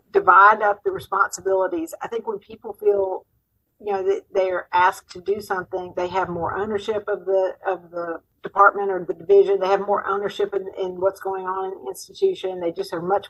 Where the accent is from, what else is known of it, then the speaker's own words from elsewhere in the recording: Mississippi, United States; also born or lived in Nashville, Tennessee; I'm from Mississippi. When I moved back to Mississippi from Vanderbilt and Nashville